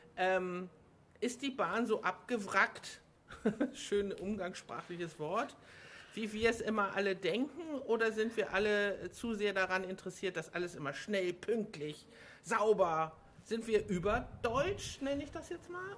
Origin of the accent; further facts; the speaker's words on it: Hamburg, Germany; ich bin ja Hamburgerin